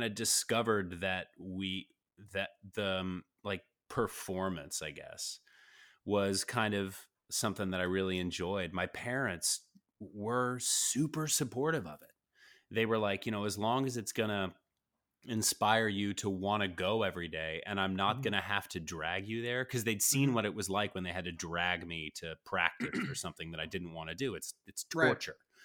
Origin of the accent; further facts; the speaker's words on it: Greensboro, North Carolina, United States; I grew up in Greensboro, North Carolina.